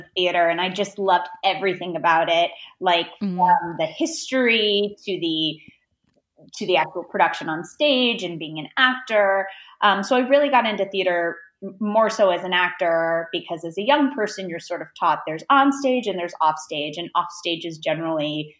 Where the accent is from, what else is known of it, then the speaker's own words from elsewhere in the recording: Detroit, Michigan, United States; I grew up in Metro Detroit. I went to public school there